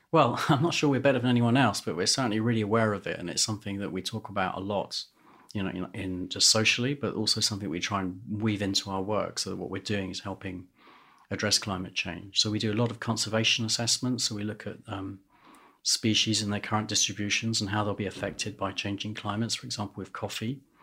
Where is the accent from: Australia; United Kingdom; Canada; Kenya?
United Kingdom; London; I was born in London and grew up in London